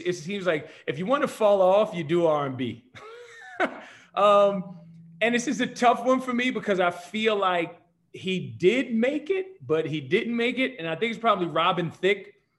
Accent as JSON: {"language": "English", "region": "New Jersey", "country": "United States", "tie": "born or raised there", "moved": "as an adult", "lives_now": "San Diego, United States", "said": "born and raised in New Jersey"}